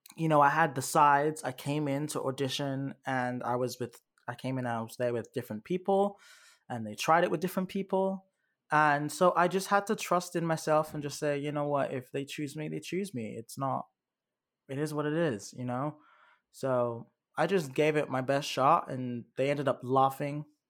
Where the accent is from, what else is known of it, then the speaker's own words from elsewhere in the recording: United Kingdom; moved away; you can tell I'm, I'm from Great Britain